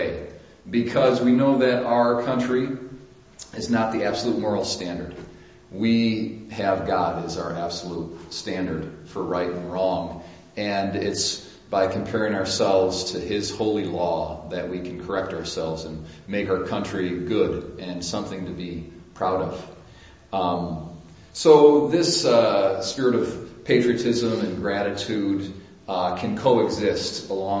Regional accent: United States; us as Americans

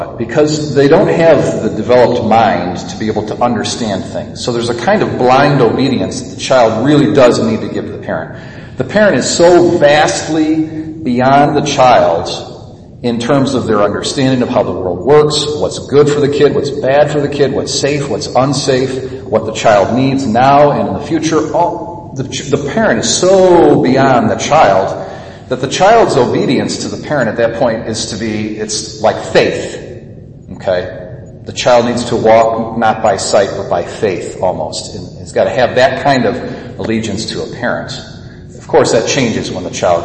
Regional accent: United States; So I'm just as American as anybody else, or more so

